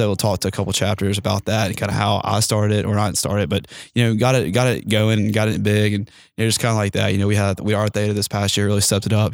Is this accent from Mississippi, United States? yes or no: yes; Mississippi Gulf Coast, United States; also born or lived in Starkville, Mississippi; I'm originally from the Gulf of Mexico, on the Mississippi Gulf Coast.